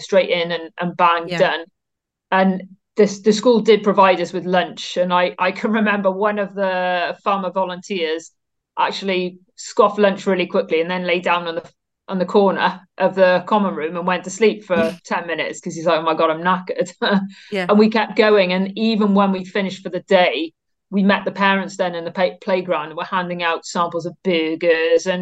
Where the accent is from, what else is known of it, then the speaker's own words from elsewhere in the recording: Cardiff, Wales, United Kingdom; I farm about 3 miles from the centre of Cardiff as the crow flies. I went to school right in the heart of Cardiff, so a very urban upbringing